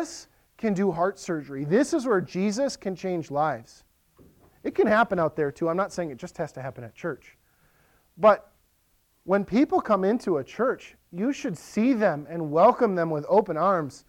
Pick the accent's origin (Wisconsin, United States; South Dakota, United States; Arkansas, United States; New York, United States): Wisconsin, United States; Western; now in Lakeland, MN, United States; I grew up in Western Wisconsin.